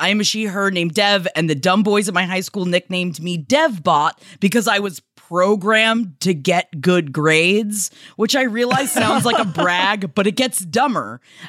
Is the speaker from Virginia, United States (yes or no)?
no; Ohio, United States; And I'm from Ohio, which means there was no regional specific thing that would connect Smokey Joe back to Holden.